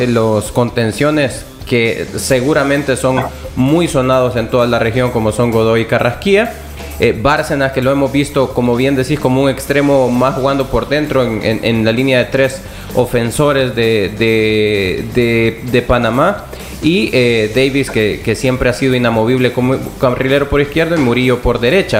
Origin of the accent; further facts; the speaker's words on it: El Salvador; como salvadoreños.